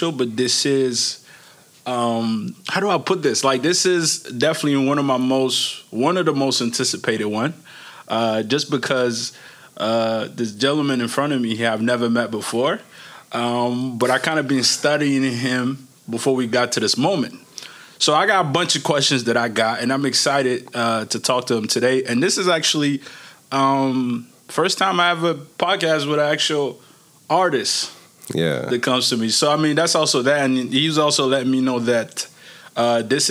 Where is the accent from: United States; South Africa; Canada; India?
United States; Maryland; also born or lived in Niger; I grew up in Maryland